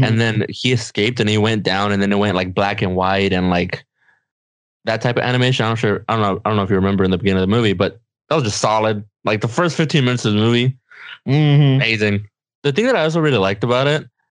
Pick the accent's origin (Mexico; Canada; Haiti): Mexico; English is a second language; we're Mexican, right? We're Mexican as hell. Like, I'm from Mexico